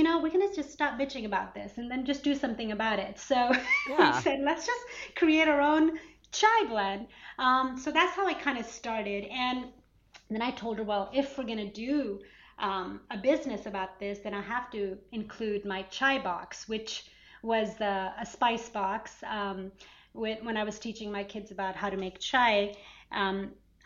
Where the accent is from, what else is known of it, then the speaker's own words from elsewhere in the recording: Atlanta, Georgia, United States; growing up in Atlanta and in America, kind of just trying to stay in touch with my culture, being very, very American, living in Atlanta